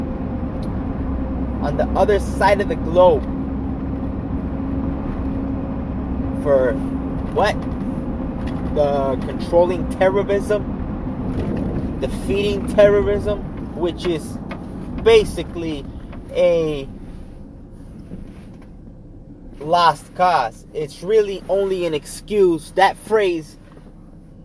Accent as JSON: {"language": "English", "country": "United States", "tie": "born or raised there", "said": "I am a Mexican by blood, born in the United States."}